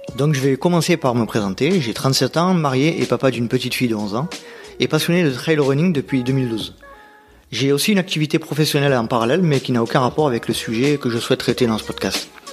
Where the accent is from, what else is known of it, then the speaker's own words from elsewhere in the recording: Nord-Pas-de-Calais, Hauts-de-France, France; accent: Nord-Pas-de-Calais; mon accent du Nord-Pas-de-Calais